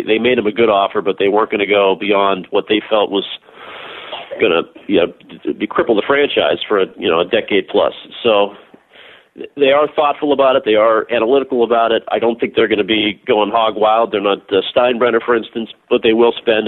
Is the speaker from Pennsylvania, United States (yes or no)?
yes; Pittsburgh, Pennsylvania, United States; now in Boston, United States; growing up in Pittsburgh as I did, I was born in 1978.